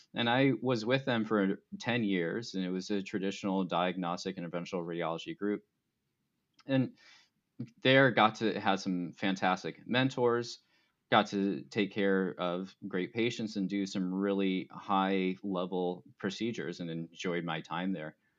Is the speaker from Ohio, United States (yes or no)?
no; Arizona, United States; I grew up in Arizona